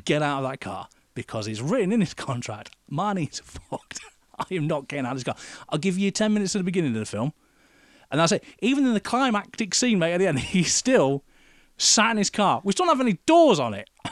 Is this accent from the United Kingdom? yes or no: yes; United Kingdom; being British